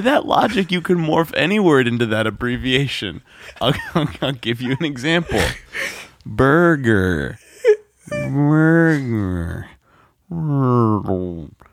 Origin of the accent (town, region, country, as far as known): United States